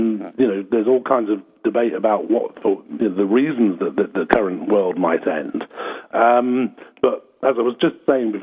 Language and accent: English; Scotland, United Kingdom; also born or lived in Australia / Mexico / London; now in Somerset, United Kingdom; Well, originally I'm actually from Scotland, but I've lived in all kinds of places. I've lived in Australia. I've lived in Mexico, so London. These days in Somerset, which is southwest England.